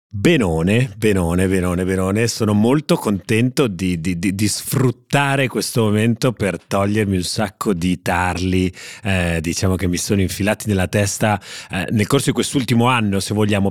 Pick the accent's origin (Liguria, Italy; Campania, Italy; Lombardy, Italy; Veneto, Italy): Liguria, Italy; Genoa; è dominato da due voci genovesi